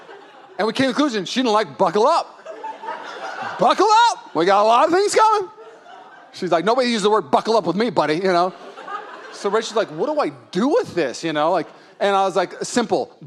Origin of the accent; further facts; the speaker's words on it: Puyallup, Washington, United States; now in California, United States; I'm from Puyallup